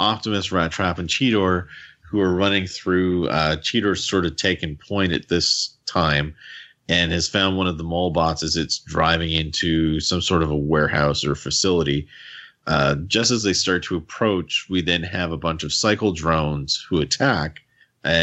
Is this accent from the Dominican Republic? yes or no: no; Canada; accent: Canadian; my Canadian accent